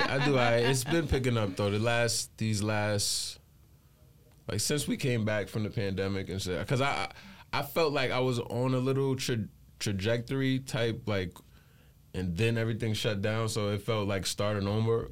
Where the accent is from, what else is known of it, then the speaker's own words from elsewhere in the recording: Long Island, New York, United States; I'm from Long Island, centralized of Long Island.